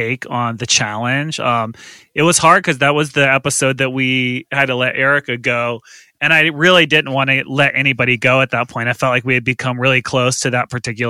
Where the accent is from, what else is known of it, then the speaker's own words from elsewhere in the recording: the South, United States; I grew up in the South